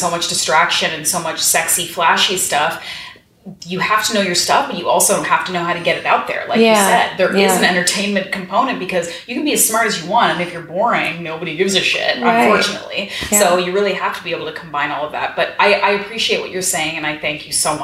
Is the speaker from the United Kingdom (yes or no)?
no; Canada; now in New York, United States; I'm from Canada